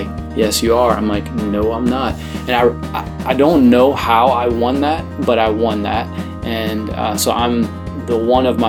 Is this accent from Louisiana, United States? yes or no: yes; New Roads, Louisiana, United States; So I am from New Rose, Louisiana.